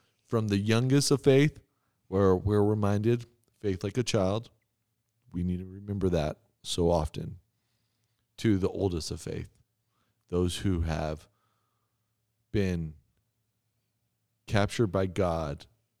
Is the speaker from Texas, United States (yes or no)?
yes; Texas, United States; moved away; I came from Texas.